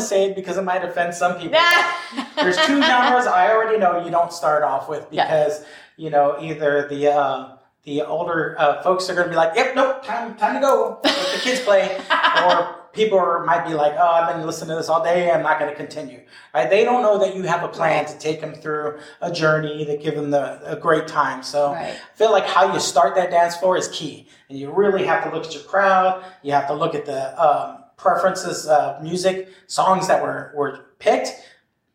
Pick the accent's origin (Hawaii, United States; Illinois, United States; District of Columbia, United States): Hawaii, United States; I'm Hawaiian